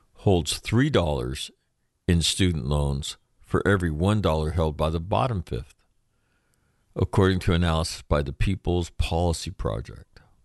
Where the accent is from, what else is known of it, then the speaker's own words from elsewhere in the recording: California, United States; California's other senator, my home state